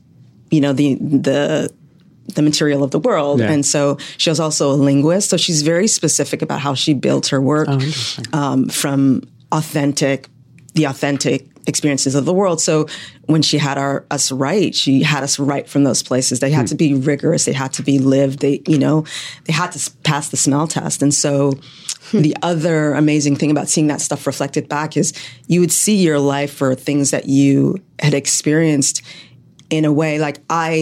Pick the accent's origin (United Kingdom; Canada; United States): Canada; moved away as an adult; I'm Canadian